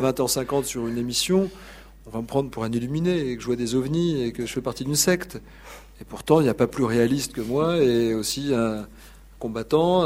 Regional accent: Paris, Île-de-France, France; je venais de Paris

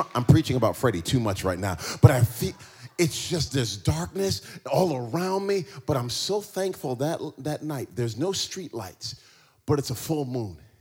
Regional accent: East Coast of America, United States; moved away; also born or lived in New Jersey; I grew up in, in, in, America and I grew up on the East Coast uh, of, of, America

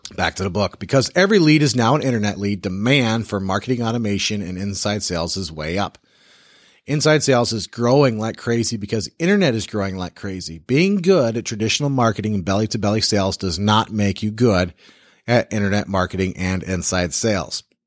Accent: the South, United States; I am also from the South and I talk slow.

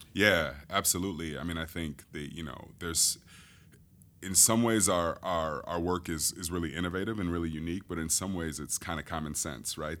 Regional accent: Grand Rapids, Michigan, United States; moved away as an adult; now in Chicago, United States; I am originally from Grand Rapids, Michigan, just across the lake.

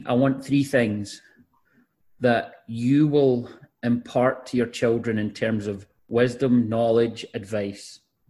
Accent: 20 minutes from Glasgow, Scotland, United Kingdom; moved away as an adult; now in United States; I thought maybe I would live in Glasgow, which is 20 minutes away from where I grew up.

